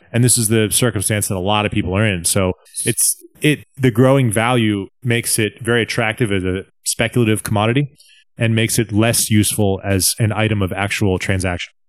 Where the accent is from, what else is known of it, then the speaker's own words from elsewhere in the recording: hometown where FinCEN is located, Virginia, United States; moved away; FinCEN, which is the financial crimes, um, department, I guess, which is actually coincidentally in my hometown